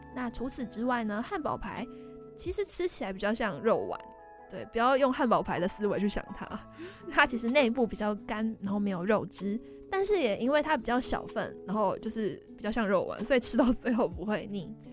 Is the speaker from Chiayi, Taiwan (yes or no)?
yes; Chiayi, Taiwan; 我是嘉义人